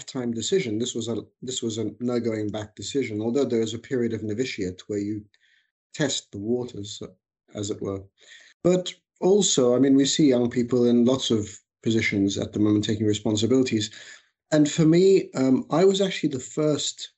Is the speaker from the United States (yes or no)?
no; Australia; moved away as an adult; also born or lived in Egypt; now in United Kingdom; I was born in Egypt, migrated with my family when I was very young to Australia. I was five. I grew up in Australia, finished my education there